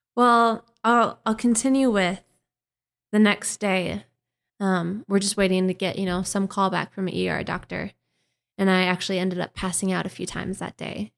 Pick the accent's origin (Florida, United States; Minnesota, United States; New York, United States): Minnesota, United States; accent: Minnesotan; growing up in Minnesota